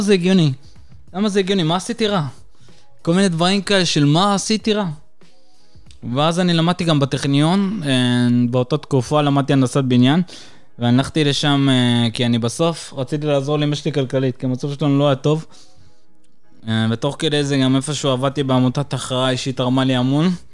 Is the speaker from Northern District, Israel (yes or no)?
yes; Acre, Northern District, Israel; also born or lived in Caucasus, Russia; אני ואמא שלי עלינו מקווקז, ואני עליתי ב-2001 איתה